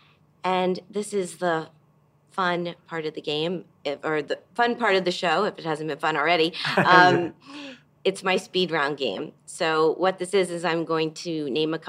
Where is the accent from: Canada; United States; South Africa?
United States; Miami, Florida; Miami's my hometown